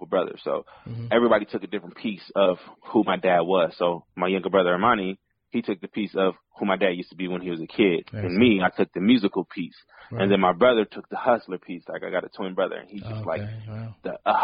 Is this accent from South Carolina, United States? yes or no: no; Pasadena, California, United States; I'm from Pasadena